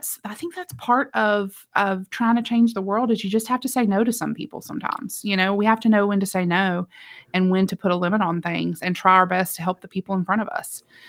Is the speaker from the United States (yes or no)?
yes; West Virginia, United States; now in Georgia, United States; I'm from West Virginia originally